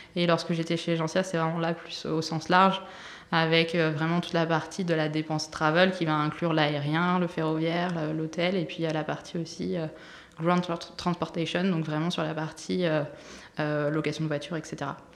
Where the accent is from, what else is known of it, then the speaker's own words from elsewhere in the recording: Brittany, France; je suis originaire de Bretagne